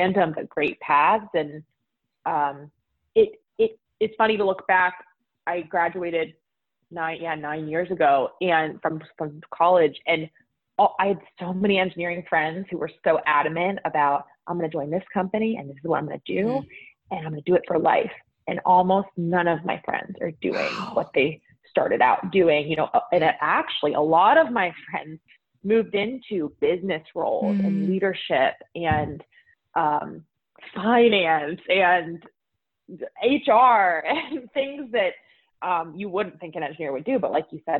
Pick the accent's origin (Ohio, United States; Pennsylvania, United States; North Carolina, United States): Pennsylvania, United States; Pittsburgh; moved away as an adult; also born or lived in San Francisco; I grew up in Pittsburgh, Pennsylvania